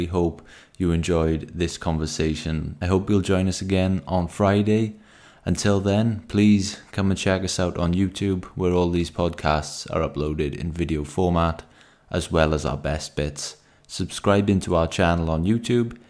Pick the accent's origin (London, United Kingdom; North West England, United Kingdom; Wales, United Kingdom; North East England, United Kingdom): Wales, United Kingdom; accent: Welsh; my Welsh accent